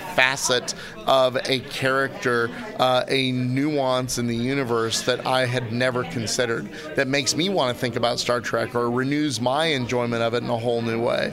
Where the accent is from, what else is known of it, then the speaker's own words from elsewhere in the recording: Kansas City, United States; I'm from Kansas City